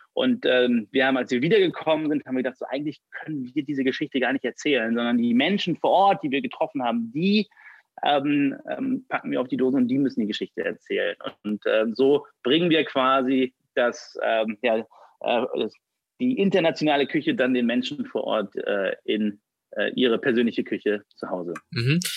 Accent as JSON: {"language": "German", "town": "Düsseldorf", "region": "North Rhine-Westphalia", "country": "Germany", "tie": "born or raised there", "said": "33, gebürtig aus Düsseldorf und hier in Düsseldorf sitzen wir auch"}